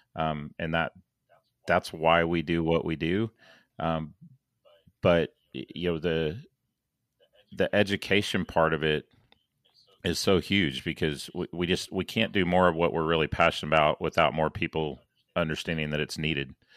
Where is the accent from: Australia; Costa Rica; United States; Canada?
United States; St. Louis, Missouri; now in Dallas, United States; I was born in St. Louis, so I have uh, a lot of friends and family still up in St. Louis, Kansas City, Chicago, that that neck of the woods.